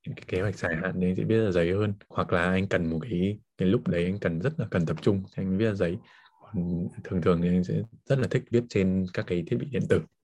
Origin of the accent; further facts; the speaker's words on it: Hà Giang, Vietnam; moved away; quê mình ở Hà Giang